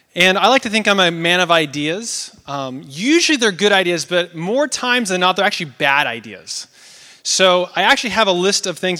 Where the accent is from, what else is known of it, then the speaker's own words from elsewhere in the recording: Oregon, United States; moved away; I'm from Oregon.